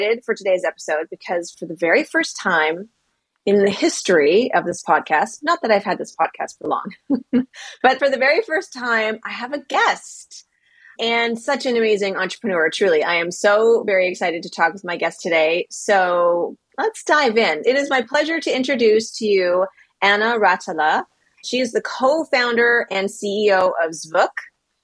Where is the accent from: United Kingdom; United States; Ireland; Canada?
Canada; moved away; I'm originally from Canada